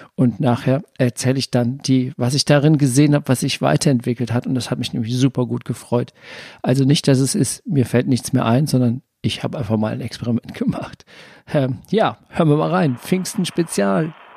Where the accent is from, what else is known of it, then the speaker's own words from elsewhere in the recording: Germany; ich bin, wohne ja hier am Rhein, ich bin auch am Rhein groß geworden